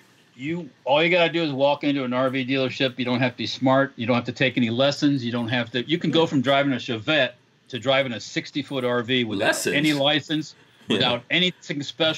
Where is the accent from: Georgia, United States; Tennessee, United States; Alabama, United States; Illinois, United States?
Illinois, United States; now in Florida, United States; I was born in Illinois